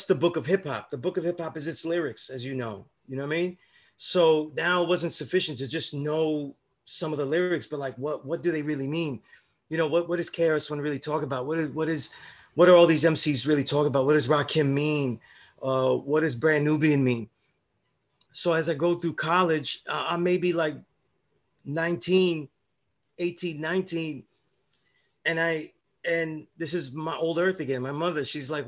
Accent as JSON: {"language": "English", "town": "New York City", "region": "New York", "country": "United States", "tie": "born or raised there", "said": "I'm from Sunset Park, Brooklyn, right? Where it was mainly a Puerto Rican neighborhood growing up"}